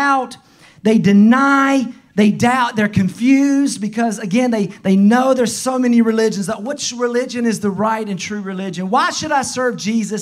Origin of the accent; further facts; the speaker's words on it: the South, United States; accent: strong southern; my strong southern accent